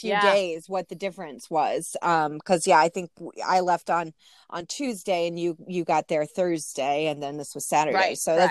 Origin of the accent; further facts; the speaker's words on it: Midwest, United States; we're also from the Midwest.